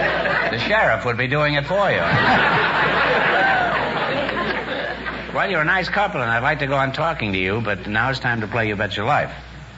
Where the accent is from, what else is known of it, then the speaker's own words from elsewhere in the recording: New York City, New York, United States; moved away; when I first left New York, I was born in 78th Street in New York.